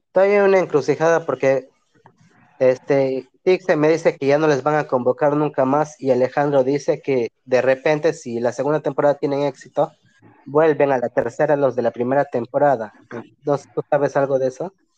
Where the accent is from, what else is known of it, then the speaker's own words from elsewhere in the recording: Pucallpa, Ucayali, Peru; yo soy de Apucalpa